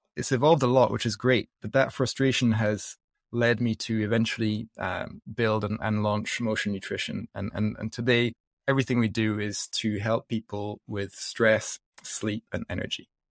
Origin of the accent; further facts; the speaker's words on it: south of France, France; accent: mixed up accent; moved away; also born or lived in Scotland / United States; I grew up in the south of France, like, always surrounded by fresh, healthy food